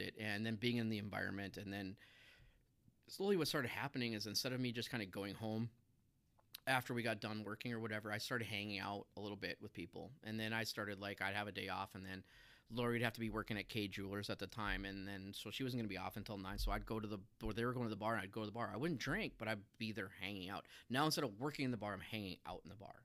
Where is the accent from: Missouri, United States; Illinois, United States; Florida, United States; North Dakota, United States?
North Dakota, United States; Minot; I grew up in Minot